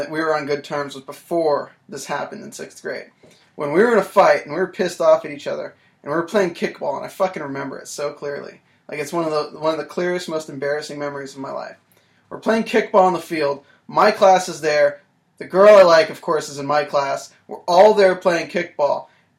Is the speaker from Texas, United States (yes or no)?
no; North Carolina, United States; North Carolina.